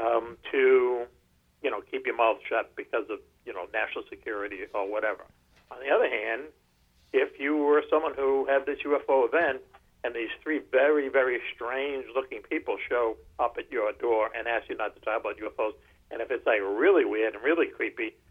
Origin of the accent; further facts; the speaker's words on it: Boston, Massachusetts, United States; grade school, growing up in Dorchester